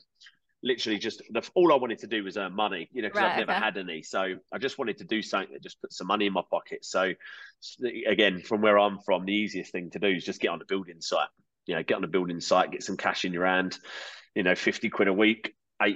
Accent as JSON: {"language": "English", "area": "Kent", "region": "South East England", "country": "United Kingdom", "tie": "born or raised there", "said": "I grew up in Kent, in England"}